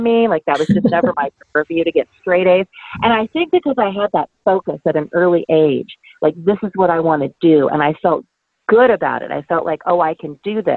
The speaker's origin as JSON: {"language": "English", "town": "Troy", "region": "Michigan", "country": "United States", "tie": "born or raised there", "moved": "yes", "lives_now": "Ohio, United States", "said": "a school system when I was growing up in Troy, Michigan"}